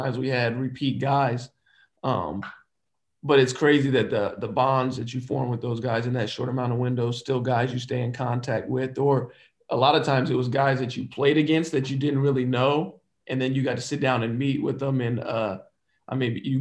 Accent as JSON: {"language": "English", "town": "Dayton", "region": "Ohio", "country": "United States", "said": "I'm from Dayton, Ohio"}